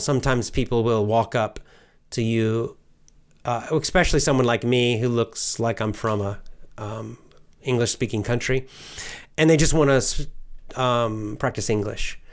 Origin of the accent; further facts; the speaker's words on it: United States; I'll just say America